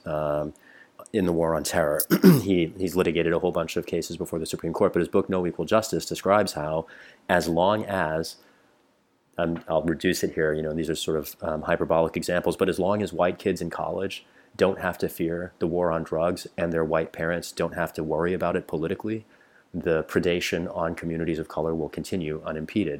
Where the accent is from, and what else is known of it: rural Missouri, United States; born or raised there; also born or lived in England